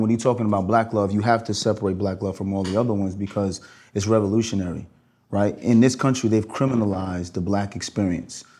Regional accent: New York City, New York, United States; I'm a kid from Brooklyn.

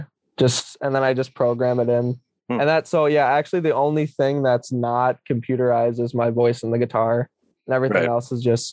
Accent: Eau Claire, Wisconsin, United States; my hometown is Eau Claire, Wisconsin

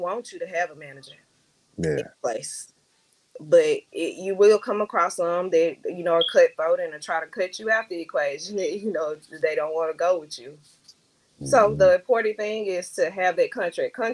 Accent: Camden, Arkansas, United States; moved away as an adult; also born or lived in Little Rock, Arkansas; I am from Camden, Arkansas, aka Queen City.

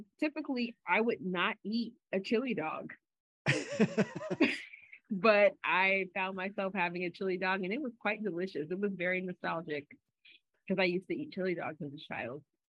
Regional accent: Jamaica; You know I'm a Jamaican.

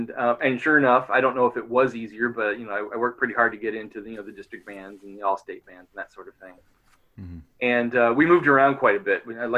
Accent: New York, United States; also born or lived in Paducah, Kentucky; started, like most brass players, beginning band back in Paducah, Kentucky. Where I started, although I'm from New York, central New York

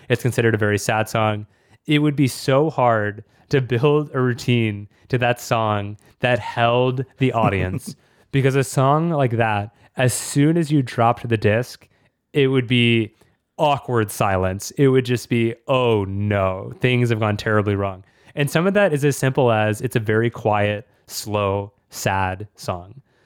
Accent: Austin, Texas, United States; my hometown, Austin, Texas

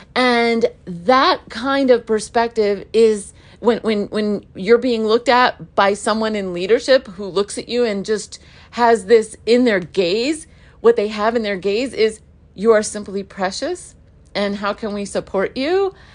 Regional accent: United States; I was born in America

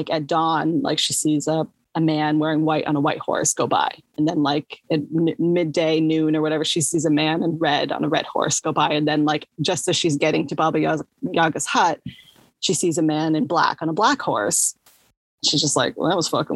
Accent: United States; I'm long American

